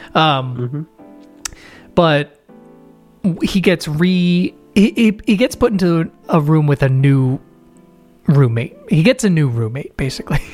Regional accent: United States; I'm American

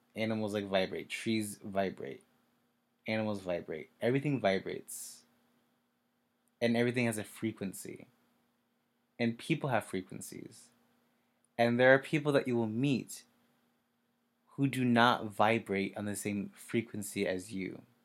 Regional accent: Kansas, United States; moved away as an adult; I'm from Kansas. I moved here in January

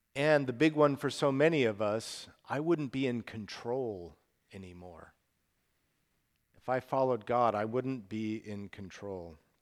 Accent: Salt Lake City, Utah, United States; moved away as an adult; also born or lived in Portland, Oregon; Salt Lake City, where I grew up

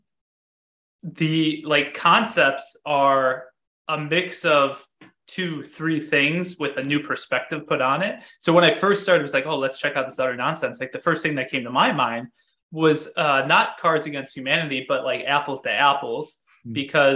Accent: Chicago, Illinois, United States; I'm from Chicago. Oh, so I live outside of Chicago right now

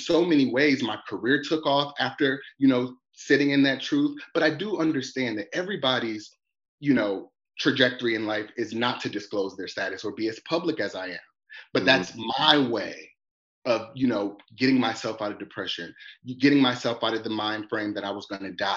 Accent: Detroit, Michigan, United States; growing up in Detroit, you know, as a gay man

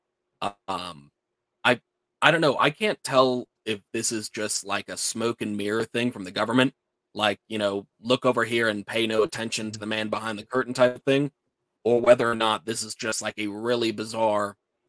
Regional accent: Tampa, Florida, United States; moved away; also born or lived in San Bernardino, California; I grew up in Tampa

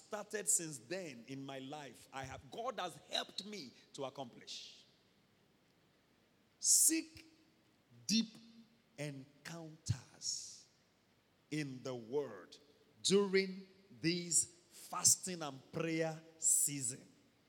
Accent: Ondo, Nigeria; I would prefer pounded yam. I'm from Ondo State.

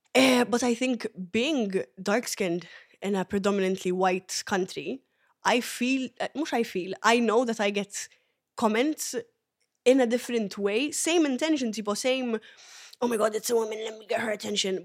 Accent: Malta; also born or lived in Ethiopia; originally Ethiopian, but I was raised here in Malta.

